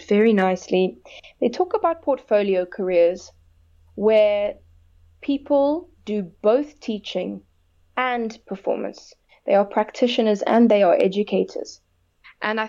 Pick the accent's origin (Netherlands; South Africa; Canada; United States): South Africa; I'm proudly South African, and I want to represent my country